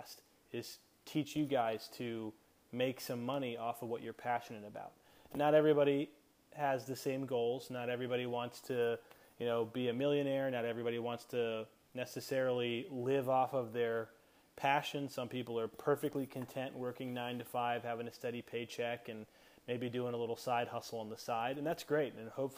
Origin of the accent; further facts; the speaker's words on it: Crofton, Maryland, United States; I grew up right outside of Annapolis, Maryland, in a little town called Crofton